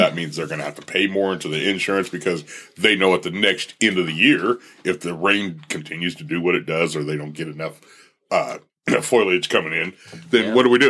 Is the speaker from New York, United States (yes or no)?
no; Bakersfield area, California, United States; moved away; Paramount Farms, they do 80% of the world's pistachios, and that's down in my hometown.